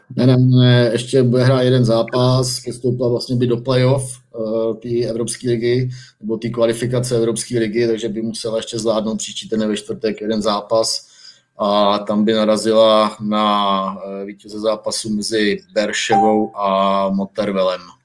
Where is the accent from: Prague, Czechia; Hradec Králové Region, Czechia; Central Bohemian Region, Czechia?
Hradec Králové Region, Czechia; Hradec Králové; Já jsem z Hradce Králové